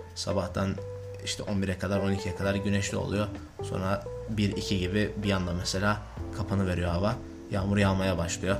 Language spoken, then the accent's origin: Turkish; Turkey; moved away; Ben de Türk'üm